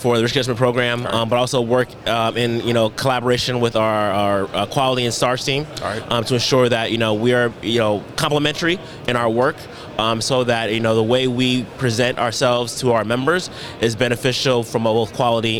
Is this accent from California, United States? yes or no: yes; Richmond, California, United States; moved away; Richmond, California. Richmond. That's my hometown.